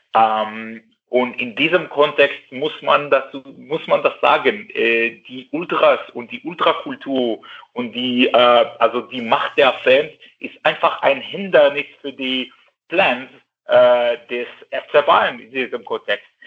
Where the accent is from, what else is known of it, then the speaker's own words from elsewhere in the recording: Israel; German is a second language; now in Cologne, Germany; Ich bin äh, nicht Deutsche, ich, ich komme nicht aus Deutschland, ich bin Jude, ich bin Israeli